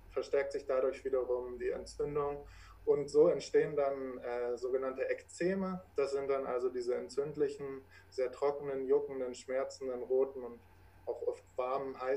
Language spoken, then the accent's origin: German; Braunschweig, Lower Saxony, Germany; ich komme aus der Region Braunschweig. Äh, hier wohne ich auch